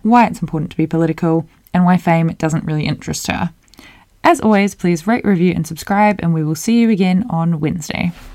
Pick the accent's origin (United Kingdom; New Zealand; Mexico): New Zealand; come out of New Zealand, my home country